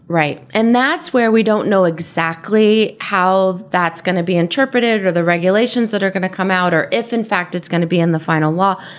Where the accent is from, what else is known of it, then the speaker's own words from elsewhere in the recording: San Diego, California, United States; moved away as an adult; also born or lived in San Francisco / East Coast; I grew up here in San Diego